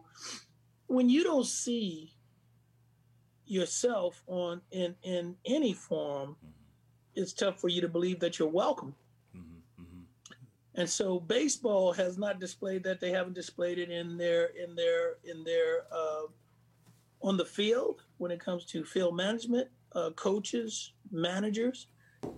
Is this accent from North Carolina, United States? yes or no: no; Bay Area, California, United States; I grew up in the Bay Area